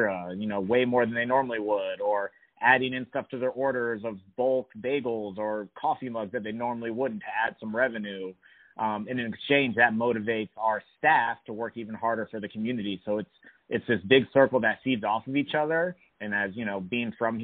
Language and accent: English; Washington, District of Columbia, United States; I was born and raised in D.C.